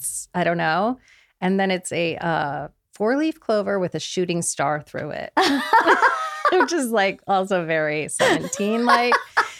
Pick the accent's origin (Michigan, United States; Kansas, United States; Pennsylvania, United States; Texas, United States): Kansas, United States; now in Los Angeles, United States; And, you know, I grew up in Kansas.